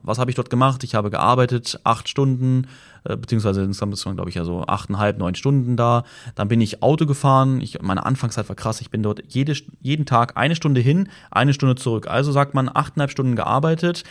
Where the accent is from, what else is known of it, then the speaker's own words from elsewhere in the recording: Germany; bei uns in Deutschland